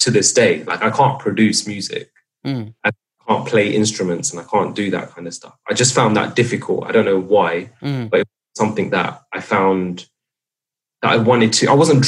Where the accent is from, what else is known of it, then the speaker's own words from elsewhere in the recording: England, United Kingdom; growing up in England